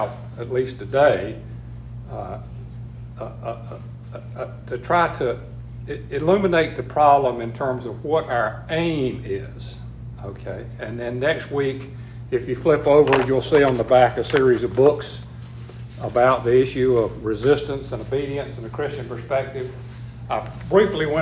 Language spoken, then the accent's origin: English; United States; based on our living in America, being raised in America, being fed America, being Americans